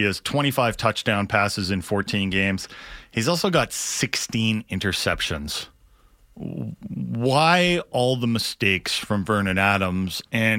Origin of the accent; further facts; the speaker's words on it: England, United Kingdom; We're English guys in Vegas.